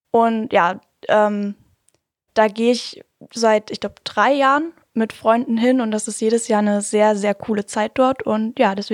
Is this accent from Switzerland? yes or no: no; Hirschfeld, Germany; Äh, ich komme aus Hirschfeld. Das Ist ein ganz, ganz kleines, niedliches Kaff.